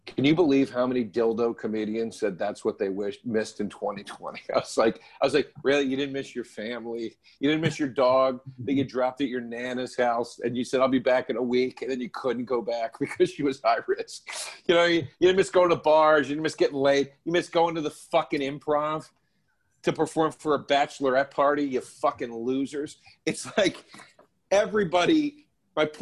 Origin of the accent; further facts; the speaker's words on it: Philadelphia, Pennsylvania, United States; also born or lived in Los Angeles; I'm from Philly